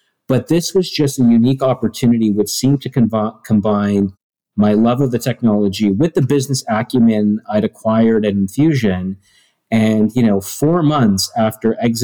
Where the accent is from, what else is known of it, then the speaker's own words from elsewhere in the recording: Toronto, Ontario, Canada; I was born and raised on the East Coast, right? So I grew up in Toronto, just outside